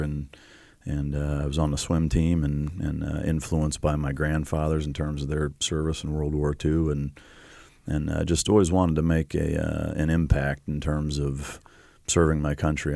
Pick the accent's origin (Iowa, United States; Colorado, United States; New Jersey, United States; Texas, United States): Iowa, United States; moved away; I grew up in Iowa